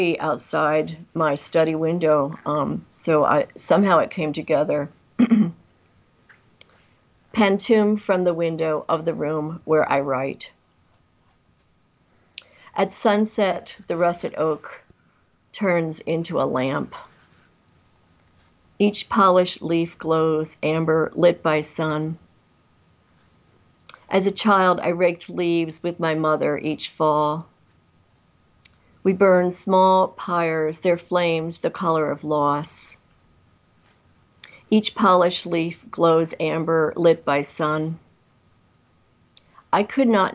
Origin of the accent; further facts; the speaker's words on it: New York metropolitan area, United States; moved away as an adult; also born or lived in Vermont / California / Oregon / Midwest; I grew up in the New York metropolitan area out in the country, and I used to take the train in to New York